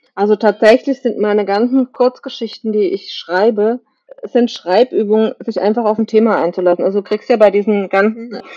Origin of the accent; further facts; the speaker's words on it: Kaiserslautern, Rhineland-Palatinate, Germany; bin geboren in der Nähe von Kaiserslautern, bin in Kaiserslautern in die Schule gegangen